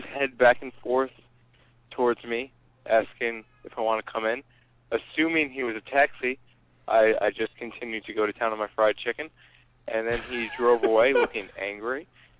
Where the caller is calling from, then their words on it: Minneapolis, Minnesota, United States; We're calling from Minneapolis, and we just have a momentous occasion to share.